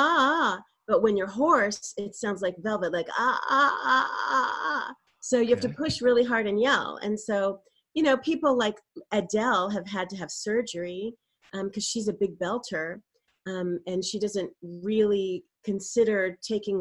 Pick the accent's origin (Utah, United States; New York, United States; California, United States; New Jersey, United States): California, United States; Burbank; I was raised in Burbank in a very creative household